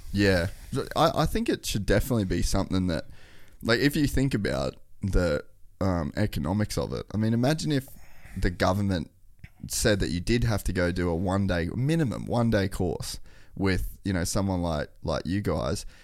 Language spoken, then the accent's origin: English; Cairns, Queensland, Australia; when I was a kid, we grew up in Cairns